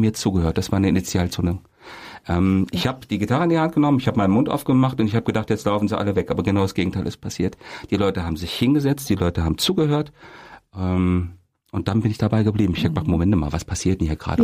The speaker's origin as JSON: {"language": "German", "town": "Kassel", "region": "Hesse", "country": "Germany", "tie": "born or raised there", "said": "dann nach Kassel, da kam ich dann zur Welt im Jahre ja. 72"}